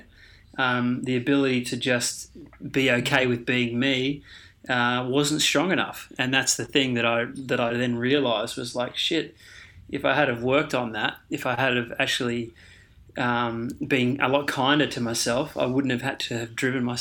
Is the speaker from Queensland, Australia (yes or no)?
yes; Queensland, Australia; also born or lived in Victoria; we moved to Queensland from Victoria, and that was at the age of about 10.